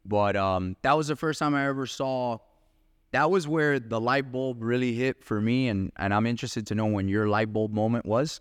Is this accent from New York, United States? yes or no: no; Miami, Florida, United States; we're both from Miami, same mentality